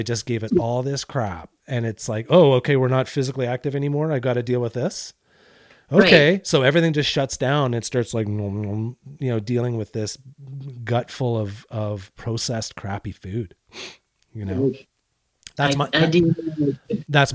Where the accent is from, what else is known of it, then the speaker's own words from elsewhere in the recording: Canada; I'm Canadian